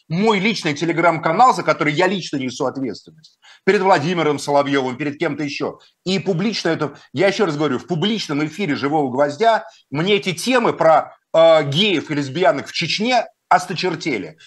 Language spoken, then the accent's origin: Russian; Moscow, Russia; Я русский человек, москвич, христианин